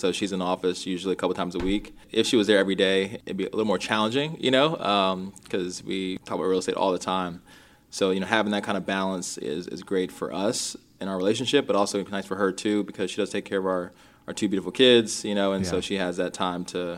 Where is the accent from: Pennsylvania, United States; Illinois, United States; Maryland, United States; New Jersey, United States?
Maryland, United States; Rockville; also born or lived in Minneapolis, Minnesota; I grew up in Rockville, Maryland. We, you know, moved to the East Coast. I was actually born in Minnesota. A lot of folks don't know that, and in Minneapolis, and moved to the East Coast when I was about 2 years old